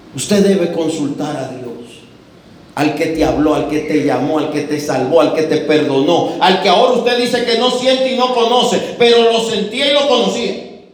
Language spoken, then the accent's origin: Spanish; Dominican Republic